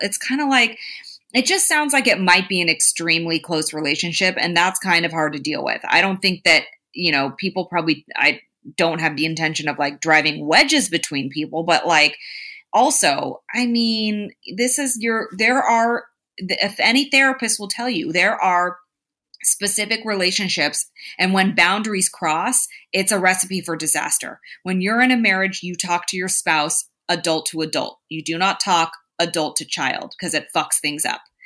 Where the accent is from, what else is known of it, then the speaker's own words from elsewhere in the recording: Bay Area, California, United States; I'm from the Bay Area